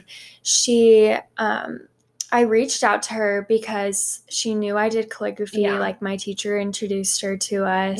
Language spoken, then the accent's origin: English; Phoenix, Arizona, United States; I'm from Arizona, mm-hmm. Phoenix. Um, I grew up here